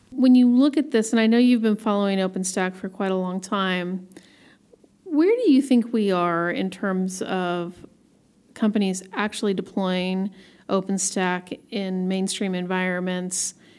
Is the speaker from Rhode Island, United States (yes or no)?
no; Portland, Oregon, United States; I have a fellow Portlander with me, Alex Williams, all the way from my hometown.